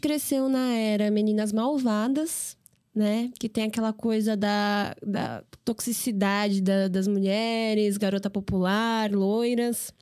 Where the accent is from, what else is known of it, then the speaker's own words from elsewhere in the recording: São Paulo, Brazil; E eu nasci e cresci em São Paulo, no bairro da Aclimação